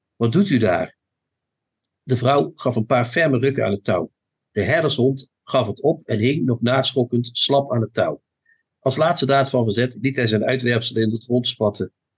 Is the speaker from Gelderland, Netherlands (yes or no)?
no; Limburg, Netherlands; mijn Limburgse afkomst. Hè? Ik ben een zoon van Limburg.